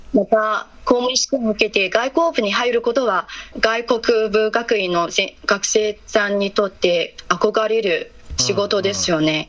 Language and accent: Japanese; Shanxi, China; Japanese is a second language; moved away as an adult; also born or lived in Beijing; 出身地は山西省です